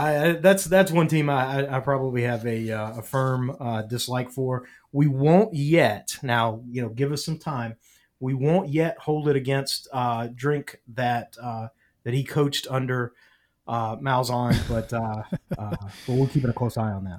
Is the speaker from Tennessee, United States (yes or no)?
yes; Nashville, Tennessee, United States; moved away; I'm from Nashville originally